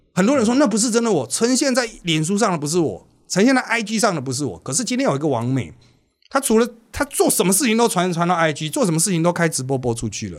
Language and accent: Chinese; Miaoli, Miaoli County, Taiwan; 我是来自苗栗市啦，一开始是真的纯客家原乡